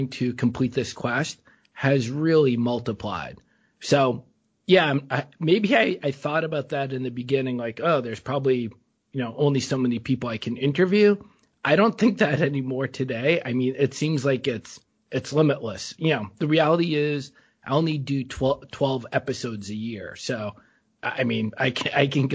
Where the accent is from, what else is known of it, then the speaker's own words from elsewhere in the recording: Boston, Massachusetts, United States; moved away as an adult; now in Bangkok, Thailand; growing up in New England.